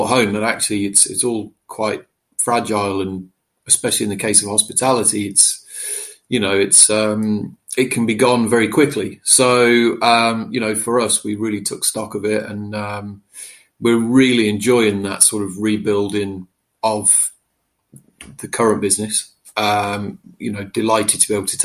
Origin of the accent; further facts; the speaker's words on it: Staffordshire, West Midlands, United Kingdom; also born or lived in Whitchurch, Shropshire; I started out in my little village where I grew up in Staffordshire